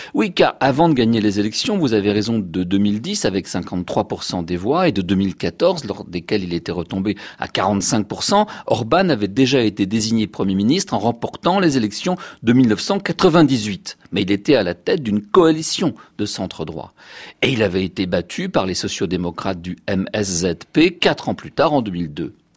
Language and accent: French; France; chez nous en France